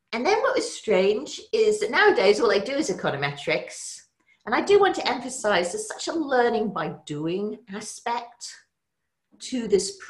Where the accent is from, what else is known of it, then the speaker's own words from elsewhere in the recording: England, United Kingdom; moved away as an adult; now in United States; I grew up in England